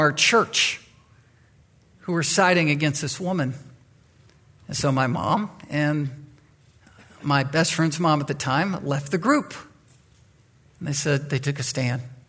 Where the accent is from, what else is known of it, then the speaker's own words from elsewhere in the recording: Chesapeake, Virginia, United States; now in Anchorage, United States; I grew up in Virginia, in the Virginia Beach, Chesapeake area. I, as a boy, was in Chesapeake. That's where I was raised